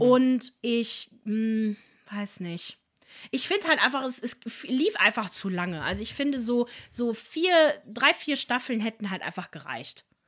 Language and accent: German; Italy; ich bin ja selber Italienerin